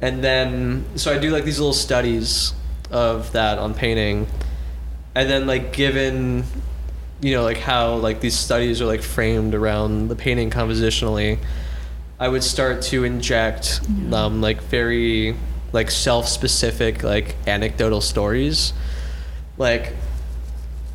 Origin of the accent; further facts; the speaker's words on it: Melbourne, Florida, United States; moved away; I grew up in Melbourne, Florida, which is like middle Florida